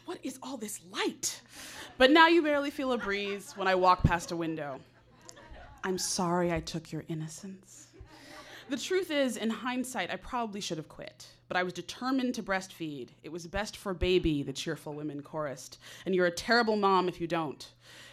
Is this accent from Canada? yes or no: no; Connecticut, United States; now in Los Angeles, United States; I am from Connecticut, and I have a Southern mother